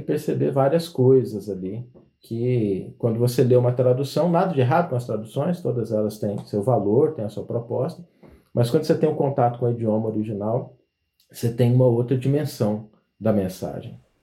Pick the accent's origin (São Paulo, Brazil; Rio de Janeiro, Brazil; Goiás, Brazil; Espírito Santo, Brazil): Goiás, Brazil; eu sou goiano